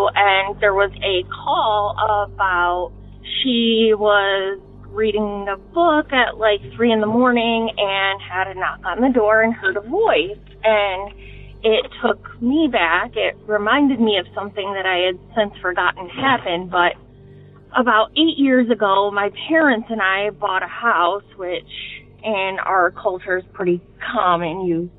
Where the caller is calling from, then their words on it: Detroit, Michigan, United States; I'm calling from the Detroit area.